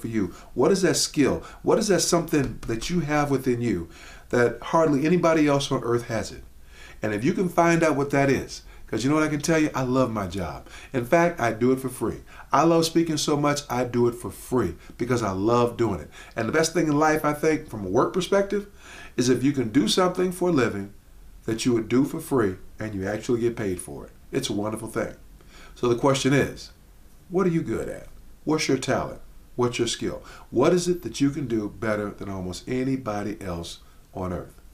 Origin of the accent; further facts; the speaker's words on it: Chicago, Illinois, United States; when I was a kid growing up in Chicago